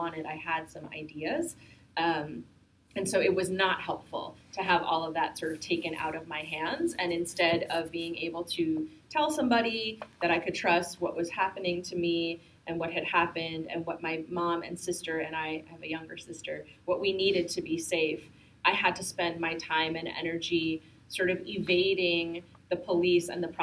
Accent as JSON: {"language": "English", "town": "Bergenfield", "region": "New Jersey", "country": "United States", "tie": "born or raised there", "also_born_or_lived": "Jackson Heights, New York", "said": "I grew up in Jackson Heights a little bit and then from the age of four onwards in a very working class immigrant community in northern New Jersey, and so maybe 20 minutes across the George Washington Bridge in Bergenfield"}